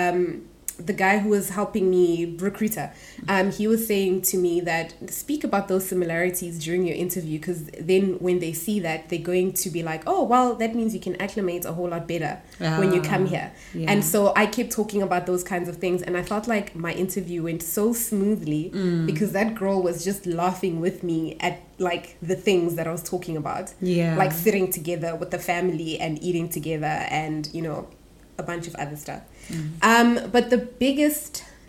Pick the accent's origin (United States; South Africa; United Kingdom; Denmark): South Africa; Pretoria, Gauteng; moved away as an adult; also born or lived in Cape Town / Zimbabwe; now in South Korea; I'm from Pretoria, and then I lived in Cape Town for 4 years. And actually, I lived in Pretoria, but before that, we lived in Zimbabwe